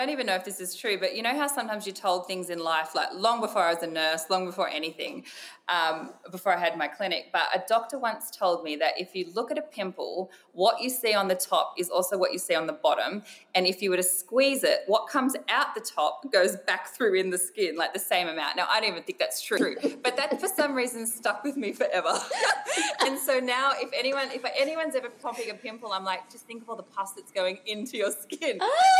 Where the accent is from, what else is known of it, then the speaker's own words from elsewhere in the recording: Australia; growing up in Australia